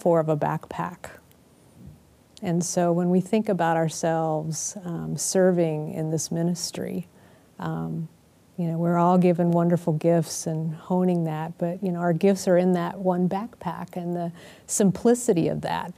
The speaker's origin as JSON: {"language": "English", "town": "Houston", "region": "Texas", "country": "United States", "tie": "born or raised there", "also_born_or_lived": "Austin, Texas", "moved": "as an adult", "said": "Grew up in Houston, Texas"}